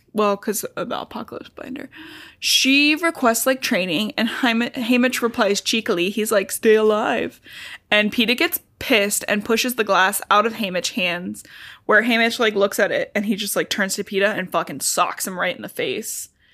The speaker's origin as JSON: {"language": "English", "town": "Cincinnati", "region": "Ohio", "country": "United States", "said": "we're from Ohio and we border Kentucky"}